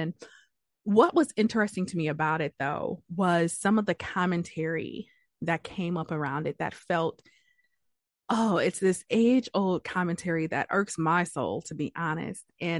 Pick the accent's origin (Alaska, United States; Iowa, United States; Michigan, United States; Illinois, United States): Michigan, United States; Detroit; And I'm from Detroit, and apparently this past weekend, there's a section of downtown Detroit.